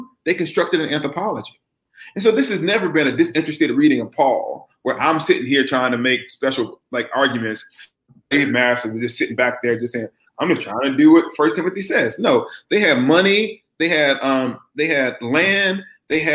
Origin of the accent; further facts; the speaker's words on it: the American South, United States; accent: American; the blackest event of my Southern life was when I was a kid